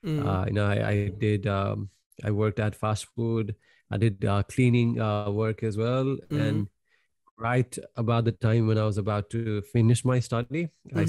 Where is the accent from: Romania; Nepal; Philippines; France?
Nepal; moved away as an adult; But that's what I got signed up when I came from Nepal.